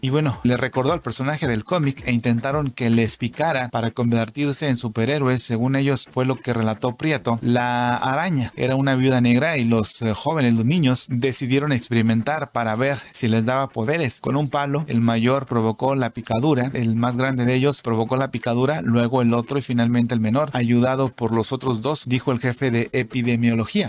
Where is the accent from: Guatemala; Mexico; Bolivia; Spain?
Mexico